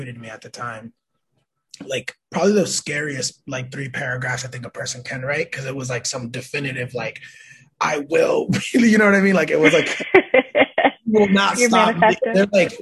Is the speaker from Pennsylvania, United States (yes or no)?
no; Lawrence, Massachusetts, United States; also born or lived in Manhattan, New York; now in Springfield, United States; I consider Springfield, Massachusetts home, although I was born in Manhattan, New York, and raised in Lawrence